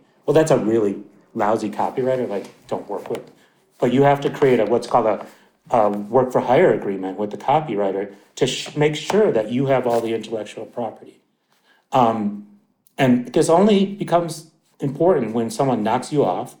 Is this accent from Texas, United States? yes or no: no; Milwaukee, Wisconsin, United States; moved away; also born or lived in New York City; I'm from Wisconsin originally, but I've spent plenty of time in New York City